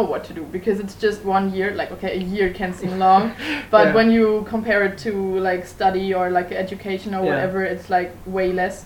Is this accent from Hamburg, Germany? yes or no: no; countryside near Frankfurt, Hesse, Germany; both of us are actually from the countryside in Germany, but the closest people know is Frankfurt